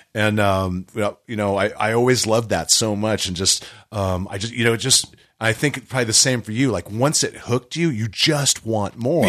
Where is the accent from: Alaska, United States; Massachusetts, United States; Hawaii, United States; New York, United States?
Hawaii, United States; moved away as an adult; also born or lived in California; I was a kid in Hawaii. I grew up in Hawaii.